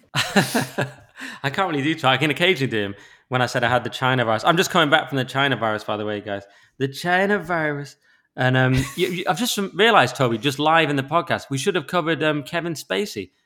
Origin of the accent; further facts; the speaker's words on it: England, United Kingdom; I'm an English